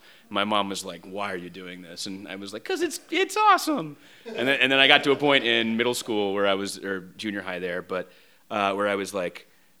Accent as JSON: {"language": "English", "town": "Dallas", "region": "Texas", "country": "United States", "tie": "born or raised there", "moved": "yes", "said": "I grew up in Dallas, Texas."}